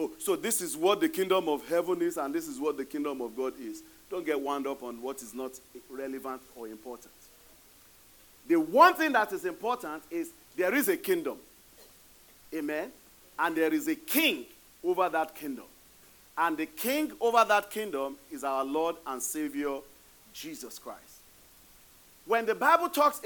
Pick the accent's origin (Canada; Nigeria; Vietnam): Nigeria; Ibadan, Oyo; now in United States; the Olubado of Ibadan. That's my hometown